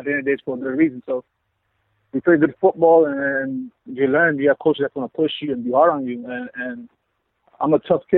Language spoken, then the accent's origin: English; South Florida, United States; moved away as an adult; now in Vancouver, Canada; I'm from South Florida